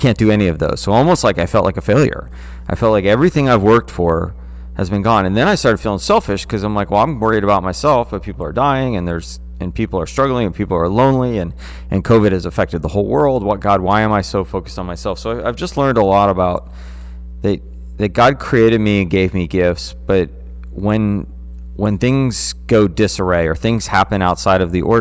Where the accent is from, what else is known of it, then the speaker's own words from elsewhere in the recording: United States; us as American Christians